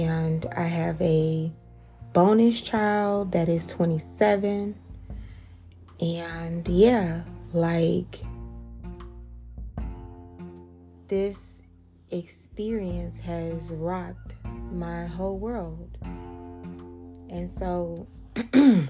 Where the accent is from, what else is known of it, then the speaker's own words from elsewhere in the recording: Atlanta, Georgia, United States; I'm from Atlanta, born and raised